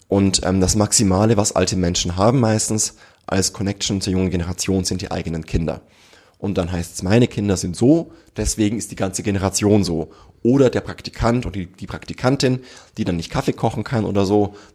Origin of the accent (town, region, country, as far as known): Germany